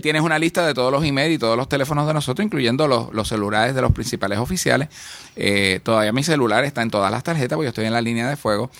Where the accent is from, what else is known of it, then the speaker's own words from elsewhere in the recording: Puerto Rico; creemos en Puerto Rico y creemos que como puertorriqueños